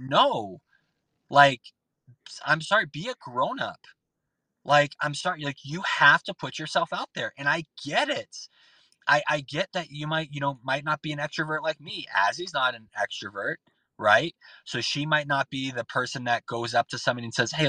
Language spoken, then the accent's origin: English; Boston, Massachusetts, United States; I'm from Boston. This is Boston coming out